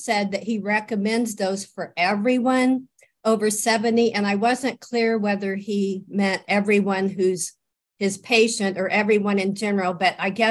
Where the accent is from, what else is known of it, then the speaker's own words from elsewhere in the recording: Santa Rosa, California, United States; I'm from Santa Rosa, California